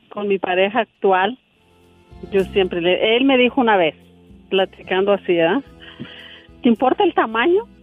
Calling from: Santa Rosa, California, United States; te llamo de Santa Rosa

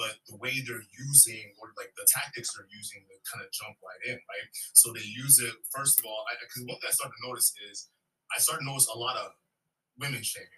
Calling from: Wisconsin, United States; from Wisconsin.

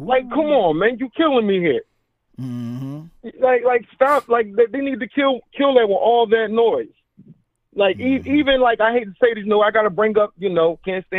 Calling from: Philadelphia, Pennsylvania, United States; This is …. I'm calling from Philly, brother.

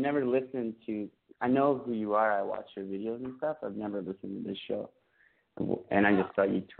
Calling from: Montreal, Quebec, Canada; I'm calling from Montreal, and I'm 28.

